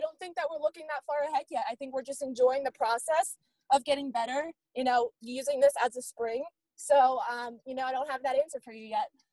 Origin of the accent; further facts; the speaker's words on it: Maryland, United States; I'm from Maryland